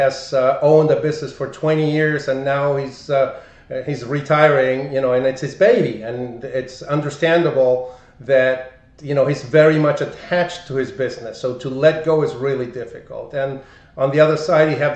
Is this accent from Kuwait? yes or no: no; Argentina; English is a second language; moved away as an adult; also born or lived in Buenos Aires; now in United States; I'm from Argentina